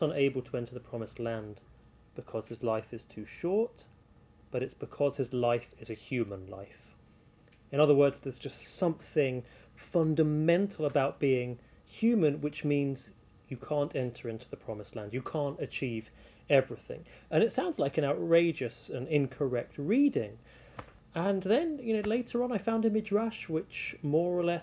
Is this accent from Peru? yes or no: no; United Kingdom; being British